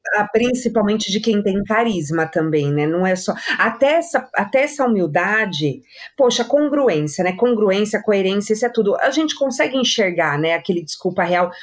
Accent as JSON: {"language": "Portuguese", "region": "São Paulo", "country": "Brazil", "said": "eu sou paulista"}